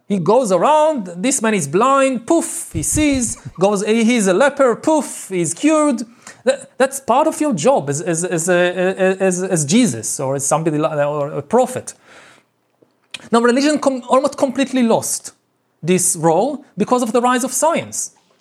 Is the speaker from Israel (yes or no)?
yes; Israel; I grew up in Israel